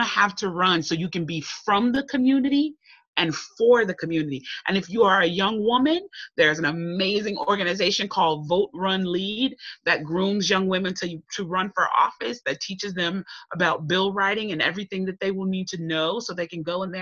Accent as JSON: {"language": "English", "town": "Chicago", "region": "Illinois", "country": "United States", "tie": "born or raised there", "said": "I'm a Chicago girl, I grew up in Chicago"}